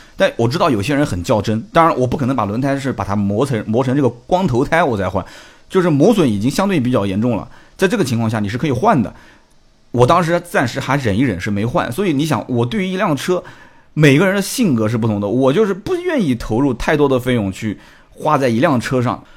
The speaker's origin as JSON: {"language": "Chinese", "town": "Nanjing", "region": "Jiangsu", "country": "China", "tie": "born or raised there", "said": "反正我就是在那边出生的"}